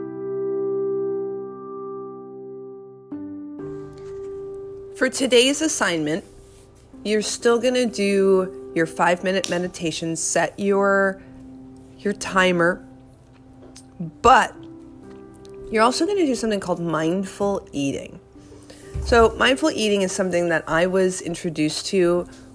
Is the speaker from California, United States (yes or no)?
no; New York, United States; moved away; inside I am still a New Yorker